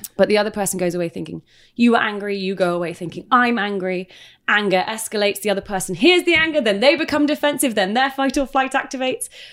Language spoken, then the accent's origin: English; United Kingdom; moved away; I'm British